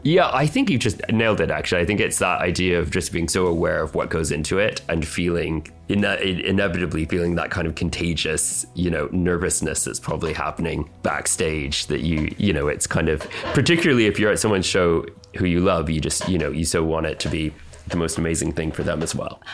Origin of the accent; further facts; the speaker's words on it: Canada; now in United Kingdom; I was born in Canada with my twin sister, and then eventually moved to the UK.